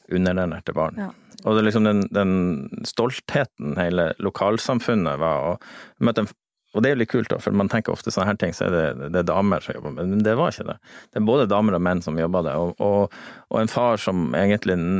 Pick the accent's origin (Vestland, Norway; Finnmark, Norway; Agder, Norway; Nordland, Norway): Nordland, Norway; Lofoten; Jeg er fra Lofoten